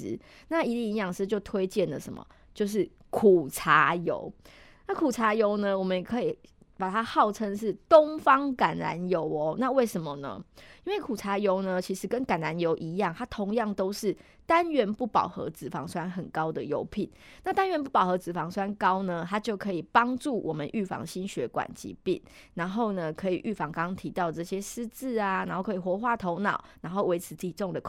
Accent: Taiwan; 其实我们台湾人很喜欢煎的。

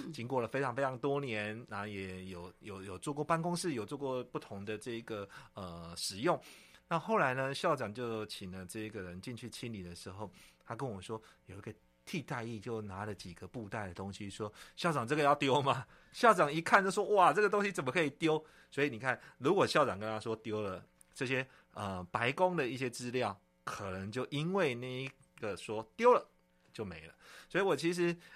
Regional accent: Yunlin County, Taiwan; moved away; 我回我们老家，哈，我们老嗯。家有一个三合院，其实很久没住了呢

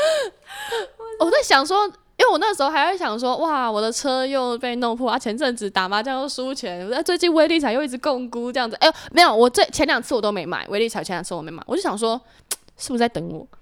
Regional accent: Hsinchu, Taiwan; moved away as an adult; now in Taipei, Taiwan; 一回新竹就是懒散

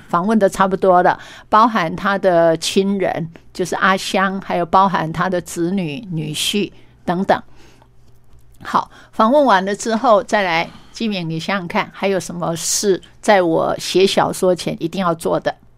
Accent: Meishan, Chiayi County, Taiwan; 原来我的家乡还有这么多动人的故事

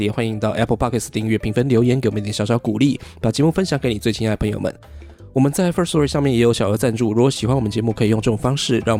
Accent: Taiwan; first language nan; 我我我台语其实是袂歹，因为我五岁以前我拢讲台语

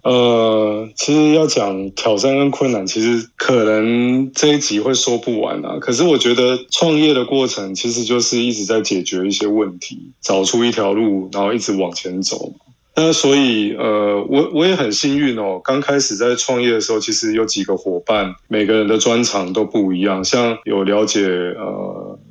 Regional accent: Mingjian, Nantou County, Taiwan; 我们民间乡

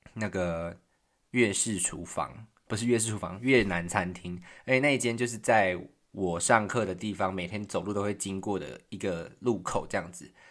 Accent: Taiwan; moved away as an adult; now in Berlin, Germany; 我是台湾人，这样，来自台湾

